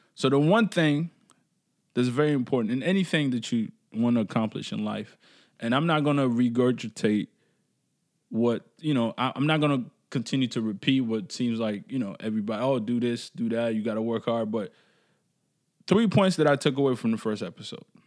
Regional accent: Canada; as Canadian

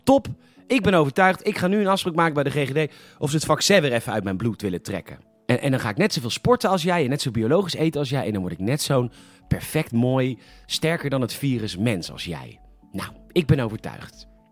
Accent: Netherlands; we waren als Nederlanders

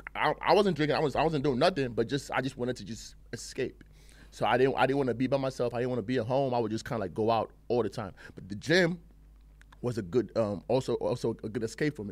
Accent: Nigeria; also born or lived in England; now in United States; I grew up in Nigeria and England, you know, um, half and half. Then I moved out here to, to the States

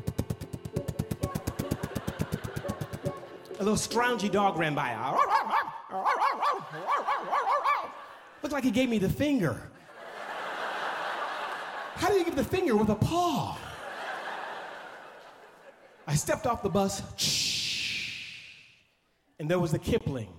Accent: Oakland, California, United States; also born or lived in Los Angeles, California; I grew up on East 14th in Oakland, California

